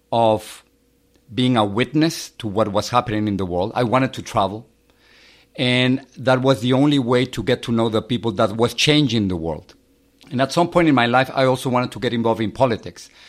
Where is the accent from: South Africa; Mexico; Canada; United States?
Mexico; Mexico City; I, I grew up in in Mexico City. I have uh, three brothers and a sister. And the time in which I was growing up in, in Mexico, it was kind of difficult.